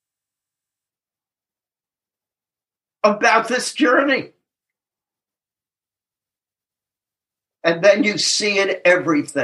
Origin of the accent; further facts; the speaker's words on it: Tennessee, United States; I'm from Tennessee